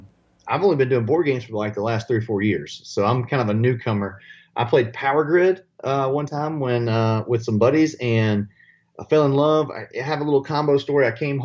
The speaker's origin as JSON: {"language": "English", "town": "Tuscaloosa", "region": "Alabama", "country": "United States", "said": "Druid City is in Tuscaloosa, where I'm from, where we're based."}